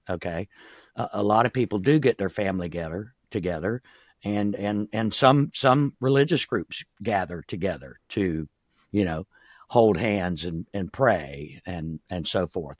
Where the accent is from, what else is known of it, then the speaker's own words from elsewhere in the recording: Jacksonville, Florida, United States; also born or lived in Clay County, Florida; I was born and raised in Jacksonville